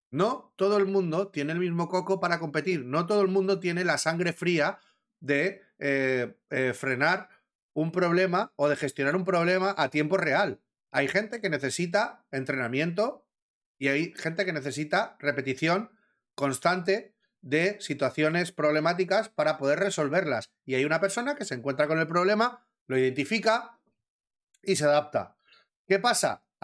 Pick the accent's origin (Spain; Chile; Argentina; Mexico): Spain; Valencian Community; valenciano también, coño. Estoy hablando con todos valencianos. Sabemos que somos de mecha corta